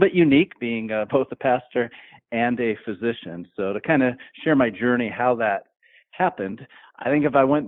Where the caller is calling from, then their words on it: Tucson, Arizona, United States; I am in the desert of southern Arizona. We're actually in Tucson, Arizona here.